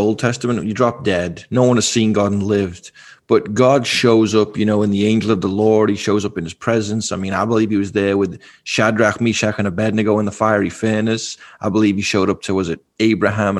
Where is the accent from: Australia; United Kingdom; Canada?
United Kingdom; England; moved away; Growing up in England